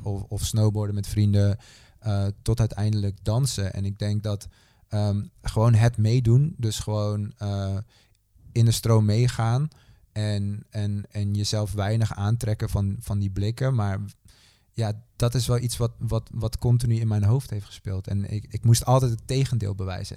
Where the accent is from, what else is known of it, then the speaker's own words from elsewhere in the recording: Netherlands; opgegroeid in Nederland